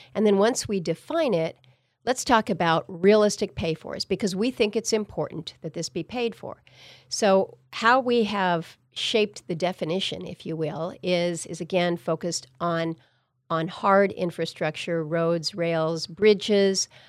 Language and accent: English; Wrangell, Alaska, United States; also born or lived in Ketchikan; growing up as a kid in Southeast, that's how we traveled. When we moved from Wrangell to go down to Ketchikan